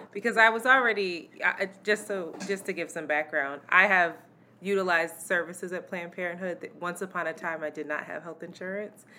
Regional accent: United States; as an American in this country

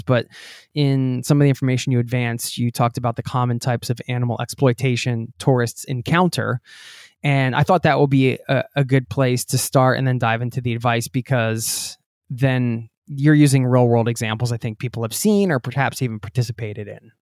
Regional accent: Pennsylvania, United States; I'm from Pennsylvania too

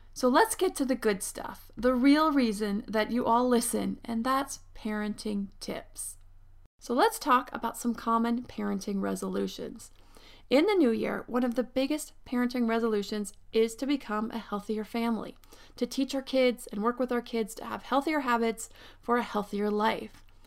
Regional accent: Pennsylvania, United States; now in Southern California, United States; I grew up in Pennsylvania

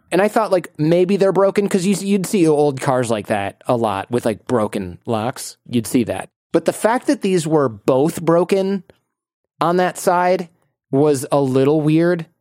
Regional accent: Michigan, United States; moved away; also born or lived in Mexico City, Mexico; United States

